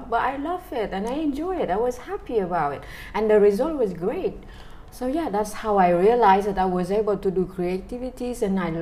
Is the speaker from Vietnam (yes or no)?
yes; Mekong Delta, Vietnam; moved away as an adult; I'm Khmer, I was born in Mekong Delta, Vietnam